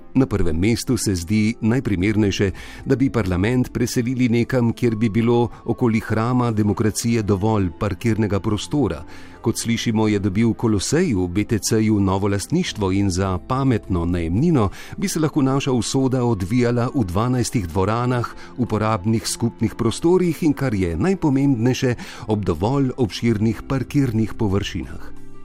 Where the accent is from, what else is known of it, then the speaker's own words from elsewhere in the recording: Slovenia; smo Slovenci izumili demokracijo prej, kot smo izumili parkirišča